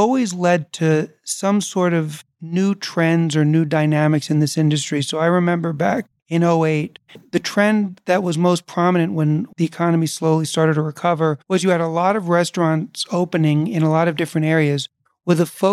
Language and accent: English; New York City, New York, United States; also born or lived in Chicago / Jersey City; I grew up in New York in the 70s and the 80s